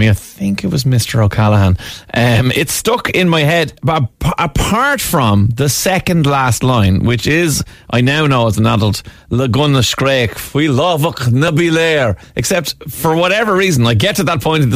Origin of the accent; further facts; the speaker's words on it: Ireland; as proud Irish people